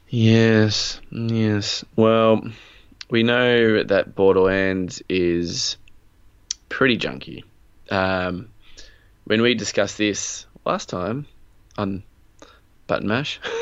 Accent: Australia; we are Australian

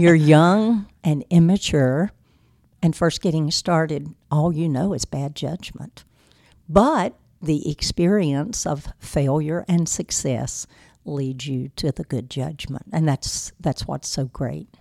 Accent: Rocky Mount, North Carolina, United States; I was born here in Rocky Mount, and, uh, I grew up in Edgecombe County, as a matter of fact, just across the road from the skating rink

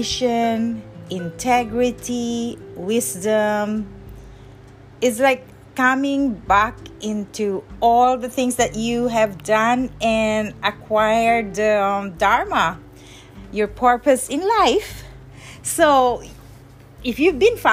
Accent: Parañaque, Metro Manila, Philippines; moved away; I grew up when I was a child, I grew up in Parañaque, in Manila

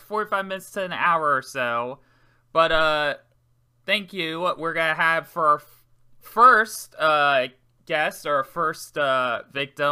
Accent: Maryland, United States; moved away; I'm from Maryland originally

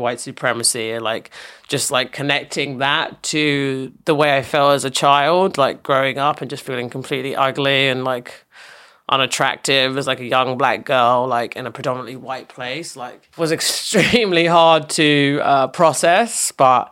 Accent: England, United Kingdom; moved away as an adult; now in New York, United States; growing up in England

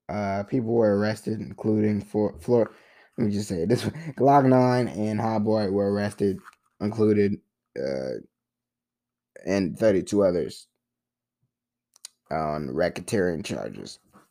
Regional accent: Philadelphia, Pennsylvania, United States; born there; Like, I was born in Philly bus. I don't know the... I don't know the name of the bus.

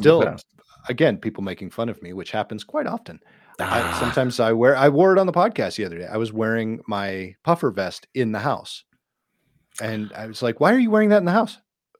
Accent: Minnesota, United States; I'm not afraid to say I'm from Minnesota. I'm very proud to be a Minnesotan.

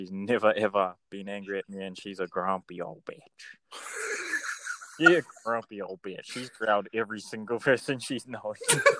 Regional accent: Kaitaia, Northland, New Zealand; I was raised in Kaitaia in New Zealand at the very top of the North Island.

